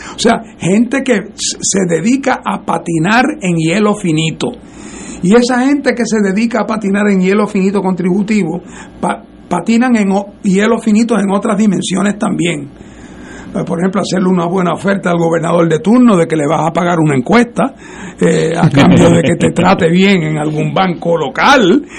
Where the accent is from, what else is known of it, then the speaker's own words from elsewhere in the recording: Puerto Rico; Nosotros tres que somos residentes de Puerto Rico